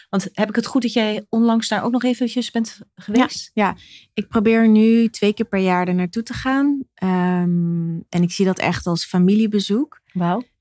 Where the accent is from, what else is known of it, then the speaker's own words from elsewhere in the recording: Rotterdam, South Holland, Netherlands; ik ben een geboren en getogen Rotterdammer met eh, ouders uit Drenthe en Sierra Leone, West-Afrika.